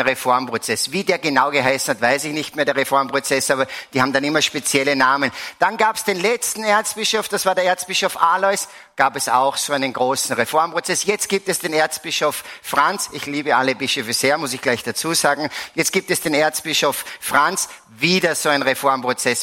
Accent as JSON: {"language": "German", "region": "Salzburg", "country": "Austria", "said": "Ich komme aus Salzburg, bin seit vielen, vielen Jahren, seit eigentlich 30 Jahren hier in der Erzdiözese verankert"}